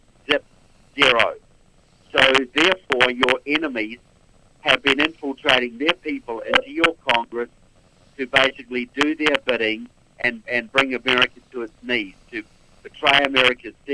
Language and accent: English; New Zealand; moved away as an adult; now in United States; I'm from New Zealand.